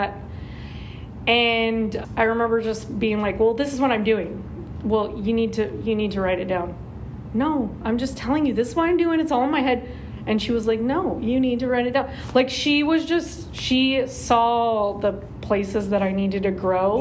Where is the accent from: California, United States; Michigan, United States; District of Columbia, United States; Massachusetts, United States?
California, United States; Norco; I was raised in Norco, um, so grew up in Norco